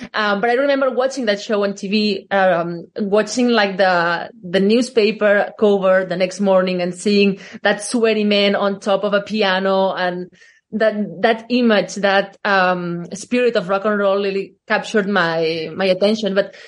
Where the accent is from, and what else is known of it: Catalonia, Spain; born or raised there; English is a second language